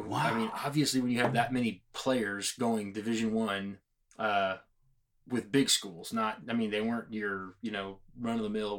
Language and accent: English; Washington County, Texas, United States; I grew up in Washington County, the birthplace of Texas